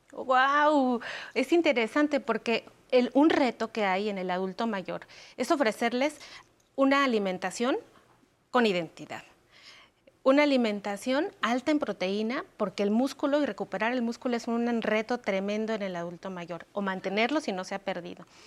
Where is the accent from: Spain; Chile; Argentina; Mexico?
Mexico; nos da identidad como pueblo mexicano